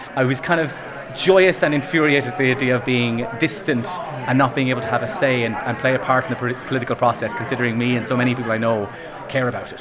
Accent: Longford, Leinster, Ireland; moved away as an adult; now in London, United Kingdom; I'm from Longford, but I've been in London for about seven years now.

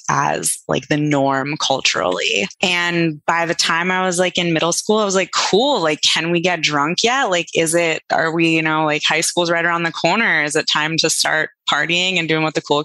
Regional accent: New York City, New York, United States; I grew up in New York City in like a very privileged bubble.

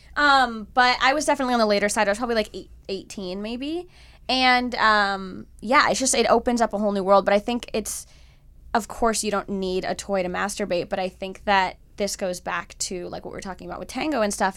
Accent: Miami, Florida, United States; I'm from Miami

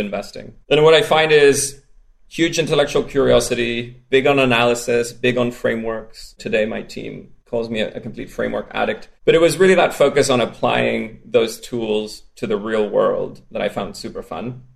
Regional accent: Spain; accent: strange accent; I grew up in Spain.

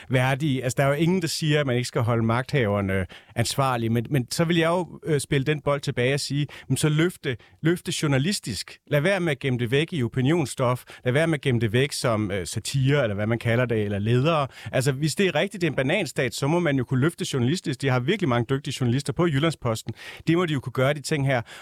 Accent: West Jutland, Central Denmark Region, Denmark; Og jeg er selv fra Vestjylland.

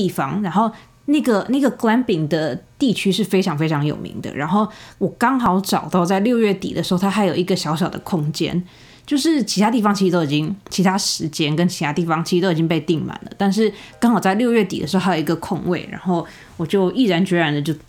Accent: Taiwan; now in California, United States; 我当初一从台湾搬到美国的时候，我就是住在加州。然后我后来去上大学的时候，学校也是在加州。

